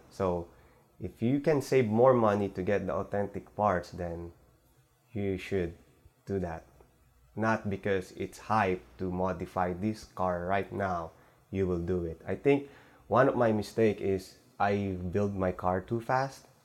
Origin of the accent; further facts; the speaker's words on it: California, United States; now in Los Angeles, United States; letting me go into car shows here in LA, even though we're from Bay Area.